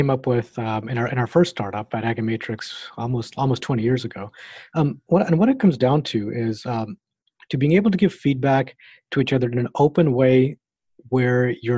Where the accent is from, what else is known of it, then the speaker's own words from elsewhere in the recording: Knoxville, Tennessee, United States; moved away; I grew up in Tennessee.